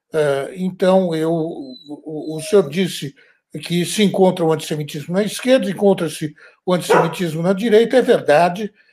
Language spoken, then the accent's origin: Portuguese; Brazil; now in France